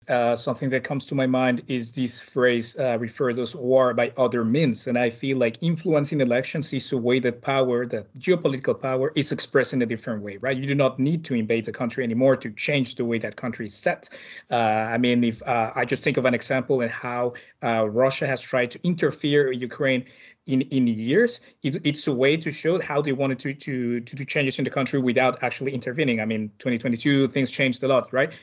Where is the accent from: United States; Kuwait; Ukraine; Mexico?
Mexico; my home country of Mexico